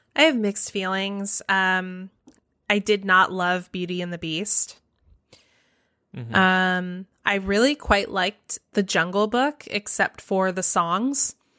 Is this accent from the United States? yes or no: yes; the South, United States; I live in the South. I grew up in the South.